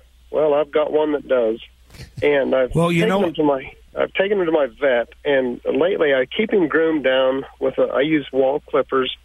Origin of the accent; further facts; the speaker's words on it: Western Wyoming, United States; I'm calling from Western Wyoming.